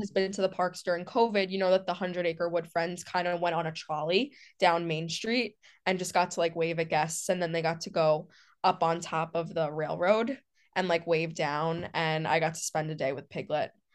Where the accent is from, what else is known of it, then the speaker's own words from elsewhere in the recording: New York City, New York, United States; moved away; I'm from New York City